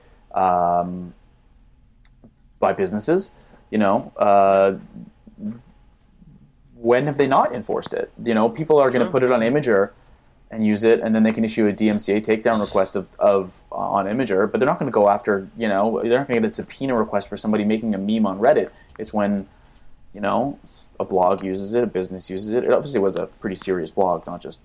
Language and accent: English; Canada; I'm Canadian